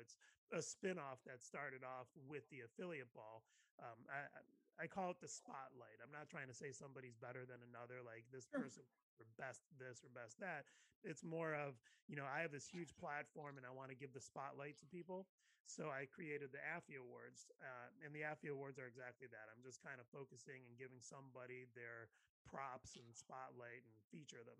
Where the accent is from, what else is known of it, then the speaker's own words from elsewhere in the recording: Ohio, United States; moved away as an adult; now in West Coast, United States; I grew up in the Midwest